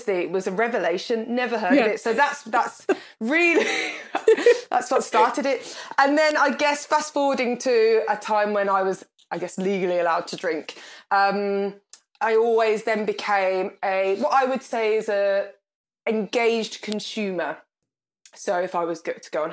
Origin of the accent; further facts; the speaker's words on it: Birmingham, West Midlands, United Kingdom; I come from Birmingham. You can probably tell from my accent